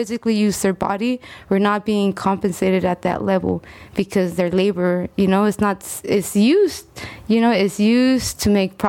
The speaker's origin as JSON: {"language": "English", "region": "California", "country": "United States", "tie": "born or raised there", "also_born_or_lived": "Texcoco, Mexico", "lives_now": "Sacramento, United States", "said": "I was born in Texcoco, Mexico, and my background in work at first comes from learning how to tell my story, you know, when as an undocumented young woman who grew up in California"}